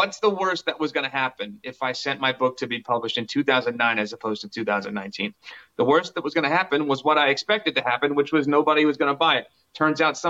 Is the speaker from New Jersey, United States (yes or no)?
yes; Brick, New Jersey, United States; they filmed part of Chasing Amy in my hometown of Brick, New Jersey. I grew up in Brick